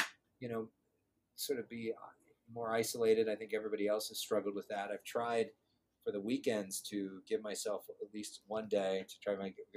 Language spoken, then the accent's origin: English; Agoura Hills, California, United States; I grew up in Agoura Hills, which is a suburb